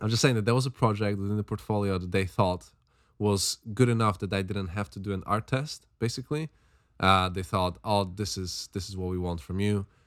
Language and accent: English; Slovakia; now in London, United Kingdom; I'm from Slovakia